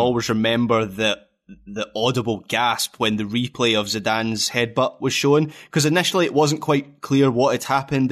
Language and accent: English; Scotland, United Kingdom